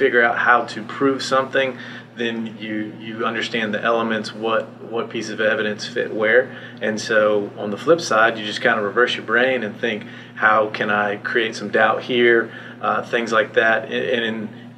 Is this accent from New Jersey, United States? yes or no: no; Crescent City, Florida, United States; My family's been in Putnam County since like the late 1800s. So that's on the other side of Alachua, in between Volusia, St. John's, and Gainesville area. So Palatka is the big city, but we're from Crescent City